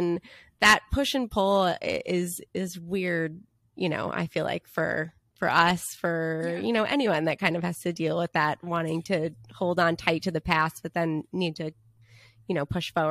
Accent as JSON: {"language": "English", "town": "Long Island", "region": "New York", "country": "United States", "lives_now": "New Canaan, United States", "said": "when I first moved to New Canaan, I was coming from Long Island, where there were a fair amount of Italians"}